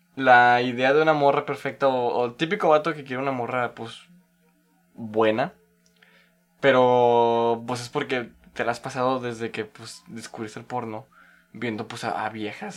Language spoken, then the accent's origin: Spanish; Tampico, Tamaulipas, Mexico; mi tierra natal de Tampico